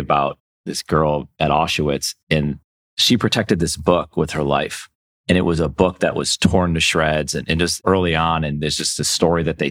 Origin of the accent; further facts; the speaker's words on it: Buffalo, New York, United States; now in Charlotte, United States; I'm from Buffalo originally.